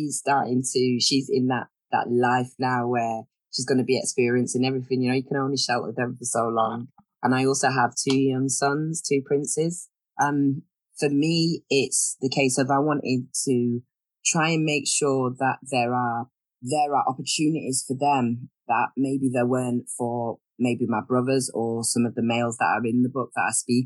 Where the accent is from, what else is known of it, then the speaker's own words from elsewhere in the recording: Manchester, North West England, United Kingdom; I'm originally from Manchester, and that is actually where I'm residing at the moment